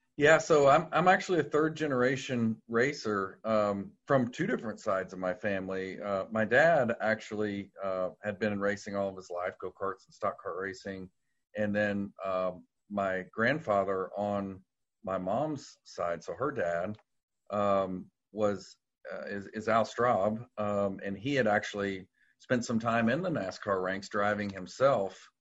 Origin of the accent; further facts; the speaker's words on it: Louisville, Kentucky, United States; moved away as an adult; also born or lived in Indianapolis, Indiana; now in North Carolina, United States; born and raised in Louisville, um, all I knew was Louisville